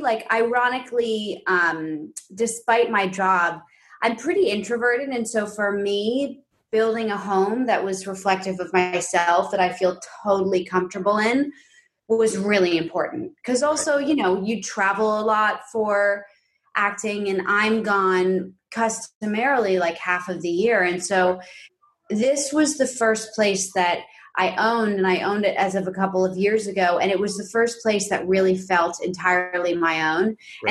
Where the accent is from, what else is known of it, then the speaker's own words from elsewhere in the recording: New York City, New York, United States; growing up, we're from New York City, and I grew up predominantly in this like big pre-war quintessential like Upper West Side apartment.